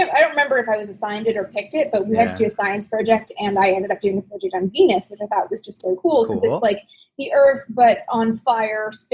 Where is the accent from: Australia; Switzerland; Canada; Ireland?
Canada; I'm from Canada